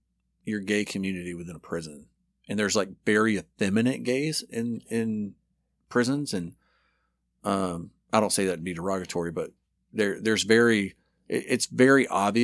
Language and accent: English; Dothan, Alabama, United States; I grew up in Dothan, right by Florida.